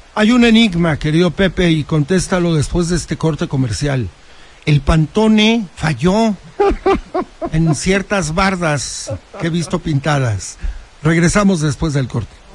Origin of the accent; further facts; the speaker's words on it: Huauchinango, Puebla, Mexico; yo soy originario de Huachinango